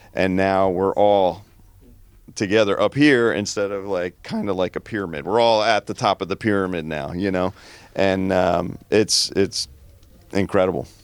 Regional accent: New Jersey, United States; growing up in New Jersey

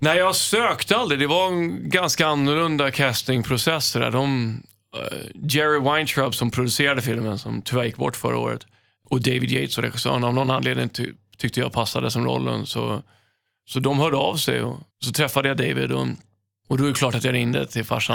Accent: Stockholm, Stockholm County, Sweden; moved away as an adult; also born or lived in Los Angeles, United States; jag är uppväxt på Söder

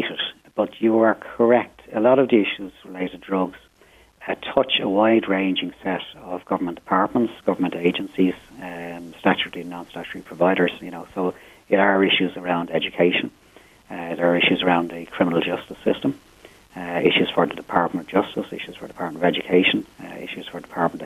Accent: Dublin, Leinster, Ireland; I was born and reared in Finglas. I've reared my own family there

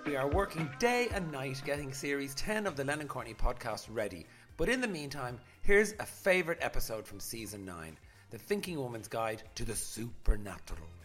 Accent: Dublin, Leinster, Ireland; when I grew up in Coolock

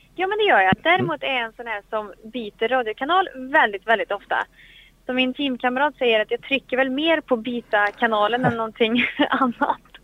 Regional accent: Sweden; här hemma i Sverige

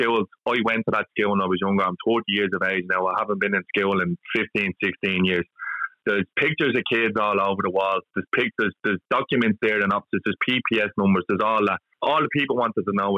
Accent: Dublin, Leinster, Ireland; moved away; I'm from Drimnagh originally

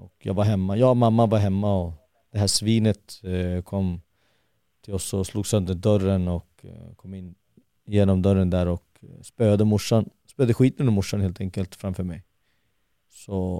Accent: Haninge, Stockholm County, Sweden; Södra Stockholm, Jordbro i Haninge kommun.

